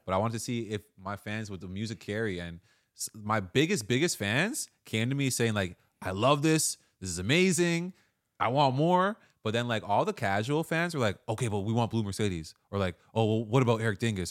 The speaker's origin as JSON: {"language": "English", "town": "Toronto", "region": "Ontario", "country": "Canada", "tie": "born or raised there"}